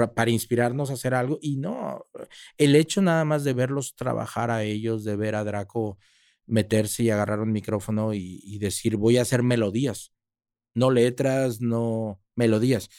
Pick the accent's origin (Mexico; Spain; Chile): Mexico; also born or lived in Monterrey / Mexico City; Yo soy latino, yo soy mexicano